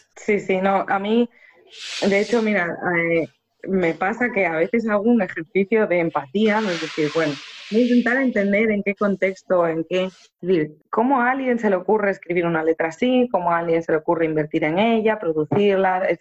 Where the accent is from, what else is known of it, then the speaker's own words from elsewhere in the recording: Spain; conservatorios españoles, que es el país de donde yo soy